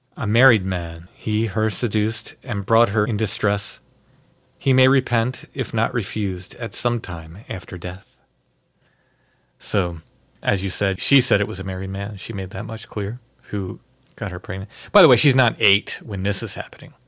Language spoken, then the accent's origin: English; Maryland, United States; growing up in Maryland.